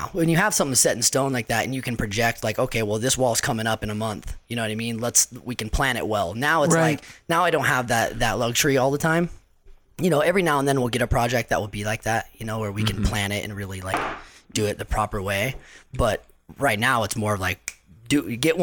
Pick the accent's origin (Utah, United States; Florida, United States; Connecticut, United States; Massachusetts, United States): Utah, United States; Salt Lake City; also born or lived in Chino Hills, California; we moved to Salt Lake City. So I grew up 10 years in Salt Lake